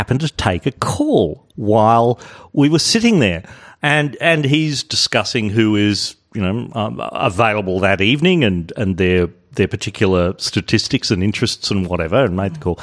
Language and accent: English; Adelaide, South Australia, Australia; moved away; I'm originally from Adelaide.